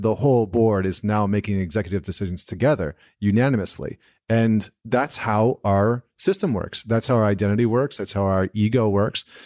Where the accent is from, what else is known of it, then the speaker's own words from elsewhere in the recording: central Alberta, Canada; I grew up in Alberta, central Alberta, which is, like, the Texas of Canada